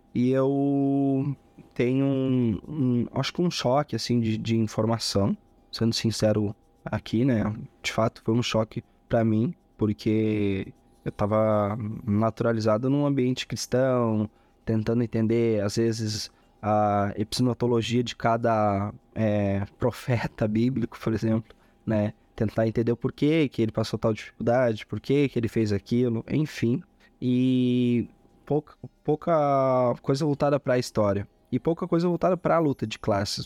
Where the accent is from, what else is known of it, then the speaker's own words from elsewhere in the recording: Eldorado do Sul, Rio Grande do Sul, Brazil; also born or lived in Belém, Pará / Uruguaiana; vim de Belém do Pará muito cedo, é, fui. Logo em seguida a gente foi morar em Uruguaiana e minha família residiu em Uruguaiana durante um ano, dois anos ali. Eu tinha quatro a seis a cinco anos e meio, seis anos, a qual eu venho transferir. Acaba, acabamos de mudança, né? Viemos morar em na região metropolitana de Porto Alegre, Eldorado do Sul